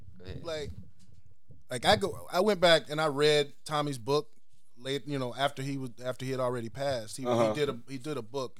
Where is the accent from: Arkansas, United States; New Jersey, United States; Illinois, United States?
Illinois, United States; Chicago; And like when I was growing up in Mayfair, like I said, my first teacher was Tracy.